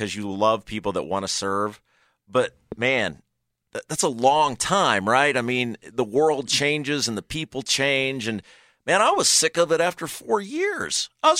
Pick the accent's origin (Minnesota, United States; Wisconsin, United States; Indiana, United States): Indiana, United States; Brownsburg; like I grew up in Brownsburg